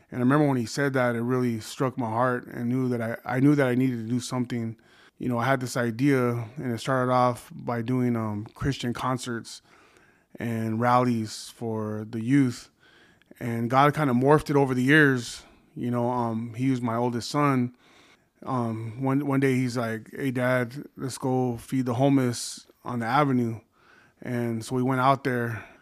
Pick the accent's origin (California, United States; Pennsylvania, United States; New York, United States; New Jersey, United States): California, United States; Oxnard; I was born in Oxnard, California, married to my high school sweetheart for thirty years.